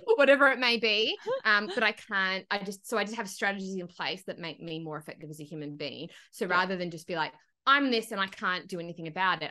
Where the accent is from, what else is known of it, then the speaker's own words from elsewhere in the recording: Broken Hill, New South Wales, Australia; I grew up in Broken Hill